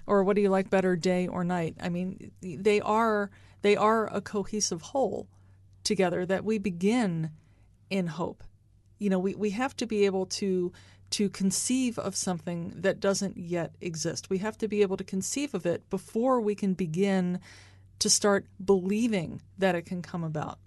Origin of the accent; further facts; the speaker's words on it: United States; now in Kansas City, United States; I'm from the Baltimore, Washington area